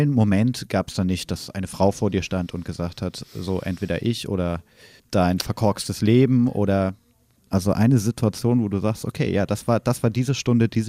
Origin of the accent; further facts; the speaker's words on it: Kassel, Hesse, Germany; Ich komme aus Kassel, genau. Wie alt bist du? Ich bin 20 Jahre alt.